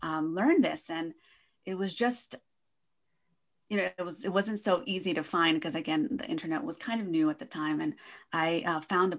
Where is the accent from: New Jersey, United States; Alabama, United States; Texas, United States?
New Jersey, United States; northeast; moved away as an adult; also born or lived in California; So I was born in New Jersey, actually, northeast New Jersey, closer to New York City. My parents are from Argentina.